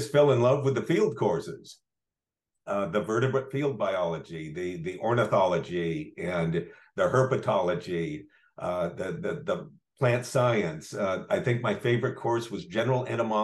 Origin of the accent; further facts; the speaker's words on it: Riverside, California, United States; also born or lived in Humboldt, California / Minnesota; I grew up in Riverside, California